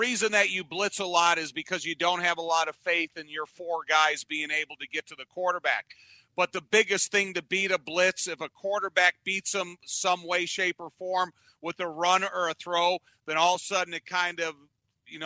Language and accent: English; Joliet, Illinois, United States; I grew up in the Joliet area